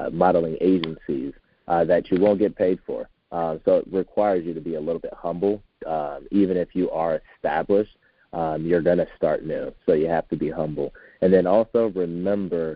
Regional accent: Philadelphia, Pennsylvania, United States; moved away as an adult; also born or lived in Oklahoma; now in Arizona, United States; I'm originally from Philadelphia, Pennsylvania area, and lived in Oklahoma for 5 years

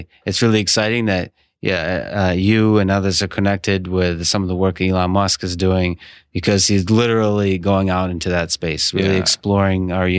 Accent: Russia; I come from the Russia, from the Soviet Union

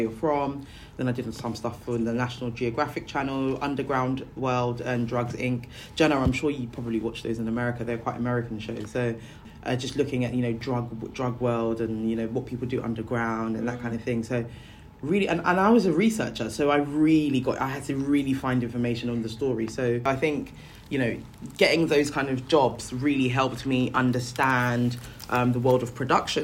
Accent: Nigeria; moved away; I come from Africa, I'm Nigerian.

